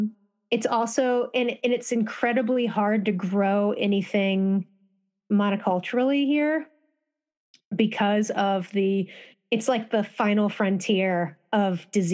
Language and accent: English; Pocosin, Virginia, United States; So where I grew up was a town called Pocosin, Virginia, and Pocosin in indigenous language is basically like a rolling wetland.